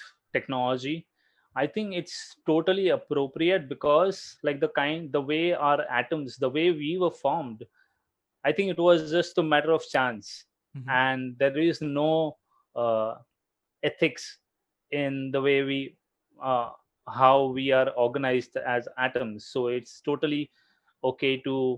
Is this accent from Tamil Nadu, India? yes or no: no; Mumbai, Maharashtra, India; born and brought up in Mumbai